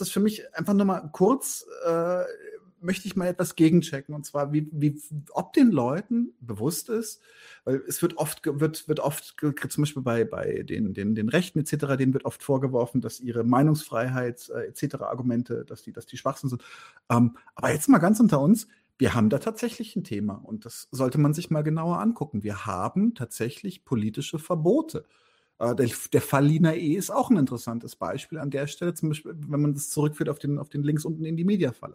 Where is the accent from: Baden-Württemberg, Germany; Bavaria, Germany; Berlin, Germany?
Bavaria, Germany; ich bin ja Bayer